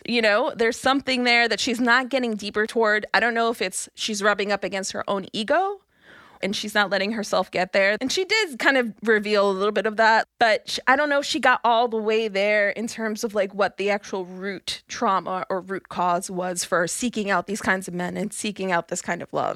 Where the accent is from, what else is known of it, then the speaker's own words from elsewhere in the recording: New York City, New York, United States; I'm from Brooklyn. I'm not from the Bronx.